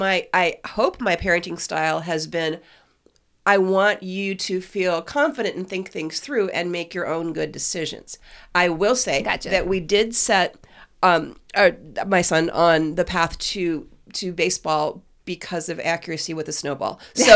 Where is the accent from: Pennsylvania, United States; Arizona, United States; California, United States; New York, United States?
Arizona, United States; Phoenix; I grew up in Phoenix.